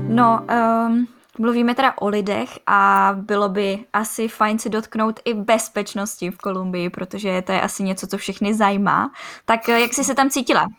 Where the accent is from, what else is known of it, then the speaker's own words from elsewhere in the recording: Czechia; u nás v Čechách